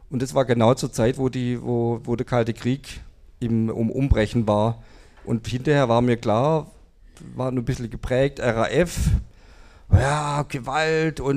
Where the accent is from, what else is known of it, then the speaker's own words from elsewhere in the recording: Kornwestheim, Baden-Württemberg, Germany; ich bin in Convestheim aufgewachsen, da war irgendwie die erste Mannschaft hat da gespielt im Stadion.